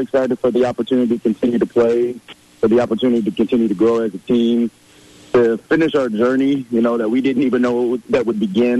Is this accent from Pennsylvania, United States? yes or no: no; Omaha, Nebraska, United States; now in Sioux Falls, United States; I'm kind of from Sioux Falls, from Omaha. It's not too far away.